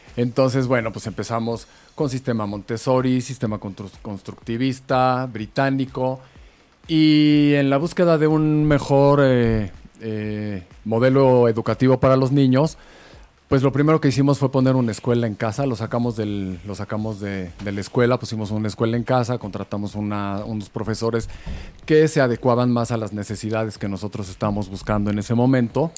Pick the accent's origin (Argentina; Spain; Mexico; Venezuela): Mexico; somos mexicanos